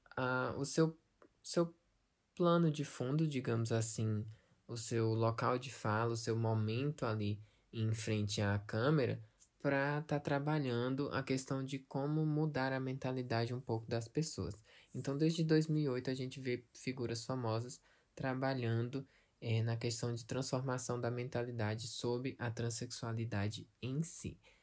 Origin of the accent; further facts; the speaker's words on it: Brazil; aqui no Brasil